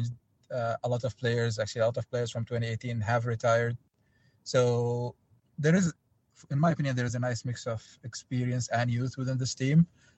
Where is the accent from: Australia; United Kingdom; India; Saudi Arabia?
Saudi Arabia; I was actually born and raised in Saudi Arabia